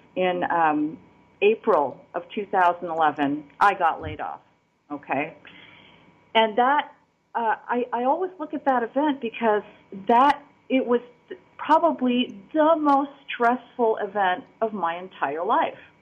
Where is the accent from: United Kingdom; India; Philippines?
Philippines; now in Nicosia, Cyprus; I'm originally from the Philippines, and I did not actually naturalize as an American citizen until recently, 2016